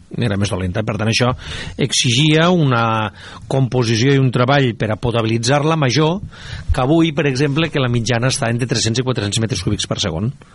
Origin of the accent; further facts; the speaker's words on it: Terres de l'Ebre, Catalonia, Spain; jo com a ebrenc